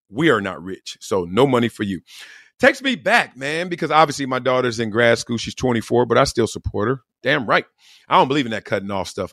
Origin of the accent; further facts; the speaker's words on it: Compton, California, United States; I grew up in Compton in South Central